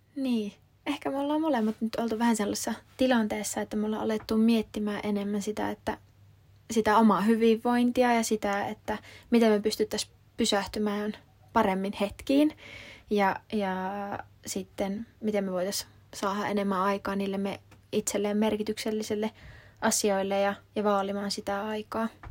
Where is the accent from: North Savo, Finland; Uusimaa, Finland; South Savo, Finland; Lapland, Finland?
North Savo, Finland; Kuopio; moved away as an adult; now in Helsinki, Finland; Oon alun perin Kuopiosta kotoisin, mutta tota, oon nyt asunut reilu kahdeksan vuotta Helsingissä